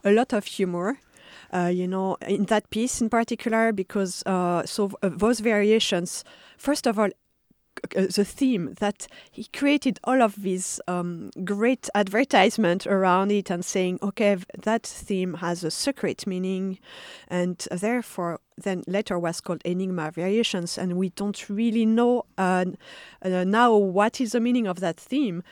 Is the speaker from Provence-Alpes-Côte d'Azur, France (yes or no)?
no; Paris, Île-de-France, France; moved away; I was born in Paris, and I, uh, mostly grew up, uh, in the suburbs